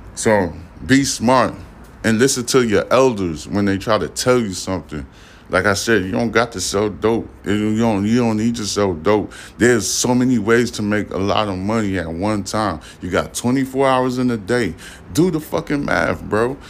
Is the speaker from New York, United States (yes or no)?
yes; New York City, New York, United States; I'm from Brooklyn, New York. I was born in Brooklyn. You know what I'm saying? I was raised in the New York area.